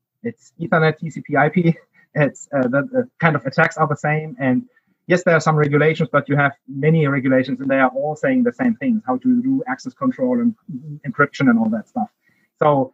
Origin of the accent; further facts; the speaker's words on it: Heidelberg, Baden-Württemberg, Germany; accent: German; English is a second language; moved away as an adult; now in United States; I grew up there. Multiple cities. I would call Heidelberg my hometown, because that is where I went to school and university.